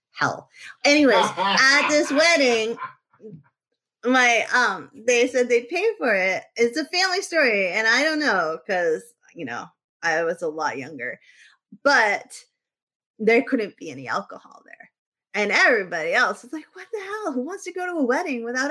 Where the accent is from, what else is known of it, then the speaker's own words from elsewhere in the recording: New England, United States; I'm from New England.